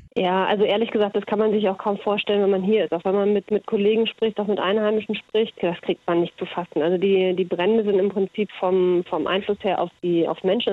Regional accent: Kenya; now in Melbourne, Australia; Ich bin in, in Kenia aufgewachsen.

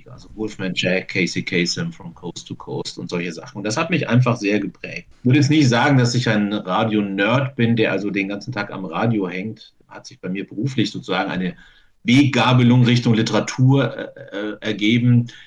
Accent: Bamberg, Bavaria, Germany; Ich bin in Bamberg aufgewachsen, einer Stadt, in der es eine amerikanische Garnison gab.

